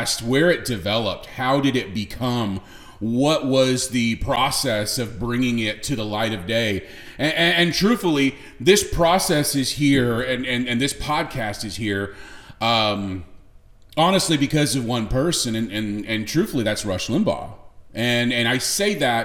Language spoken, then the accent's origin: English; Southern California, United States; now in Texas, United States; I was born and raised in Southern California